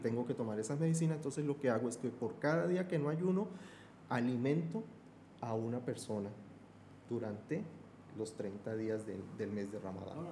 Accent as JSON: {"language": "Spanish", "region": "Bogotá", "country": "Colombia", "said": "Yo soy de Bogotá, de la región andina"}